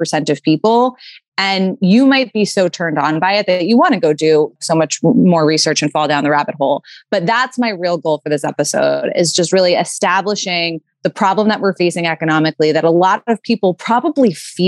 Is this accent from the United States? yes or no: yes; New York City, New York, United States; I grew up in New York City